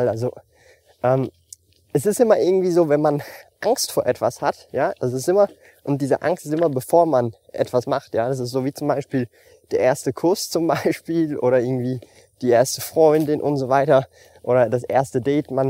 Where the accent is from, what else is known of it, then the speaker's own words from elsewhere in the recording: Switzerland; ich lebe so happy mit dem Lebensstil, wie ich lebe, auch wenn ich relativ wenig ausgebe als Schweizer.